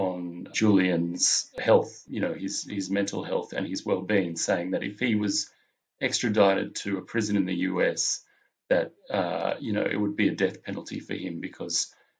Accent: Melbourne, Victoria, Australia; I'm a filmmaker from Melbourne in Australia

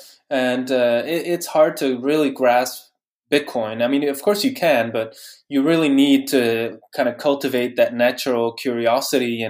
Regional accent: Bruges, Flanders, Belgium; moved away as an adult; also born or lived in Norway / Netherlands; I grew up in Bruges in Belgium.

